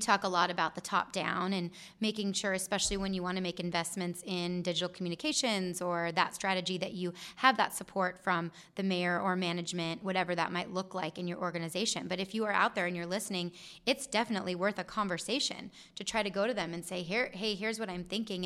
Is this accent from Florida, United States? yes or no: no; Gilbert, Arizona, United States; I'm from Gilbert. I love Gilbert